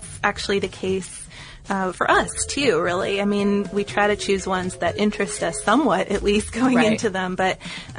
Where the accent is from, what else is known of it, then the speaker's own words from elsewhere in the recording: Carlow, County Carlow, Ireland; Where I grew up in Ireland, one of the main crops was sugar beet. In Carlowtown, there was a big sugar factory that only closed down a few years ago